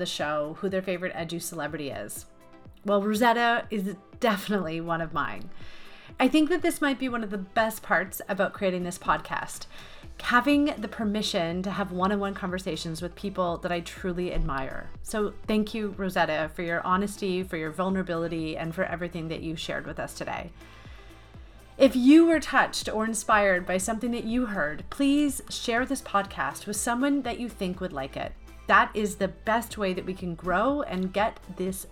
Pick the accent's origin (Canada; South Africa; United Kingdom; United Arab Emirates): Canada; As a Canadian